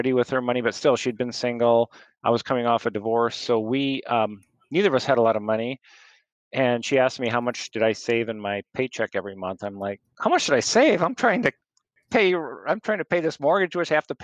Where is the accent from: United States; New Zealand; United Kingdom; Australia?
United States; Lake Mills, Iowa; I'm from Lake Mill